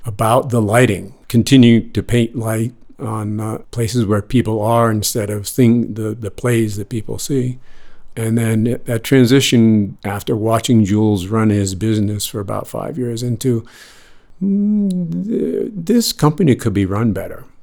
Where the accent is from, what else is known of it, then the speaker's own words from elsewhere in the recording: Boston, Massachusetts, United States; moved away as an adult; also born or lived in New York City; I grew up in Boston, North Shore of Boston